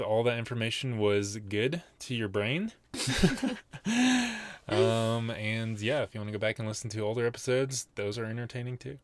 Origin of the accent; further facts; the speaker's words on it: Nashville, Tennessee, United States; moved away as an adult; also born or lived in Denver, Colorado; spent the vast majority of our life growing up in Nashville